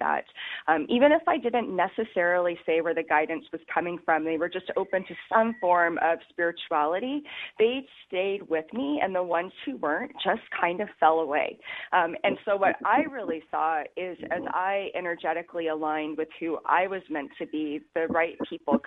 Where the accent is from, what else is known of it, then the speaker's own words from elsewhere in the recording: Alaska, United States; moved away as an adult; now in Kauai, United States; Alaska contained me and was my home state for many, many, many years